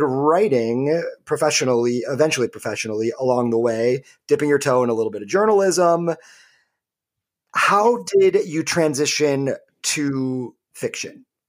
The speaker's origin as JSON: {"language": "English", "region": "Michigan", "country": "United States", "tie": "born or raised there", "said": "the great state of Michigan, which is, of course, my home state"}